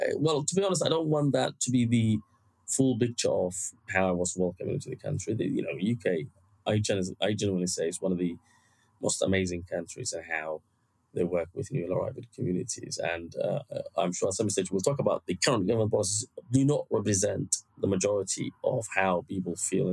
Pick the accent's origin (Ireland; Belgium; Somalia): Somalia; now in Bristol, United Kingdom; I see myself now as British. I've been here 20 years. To be honest, most of my life I've been in this country rather than Somalia.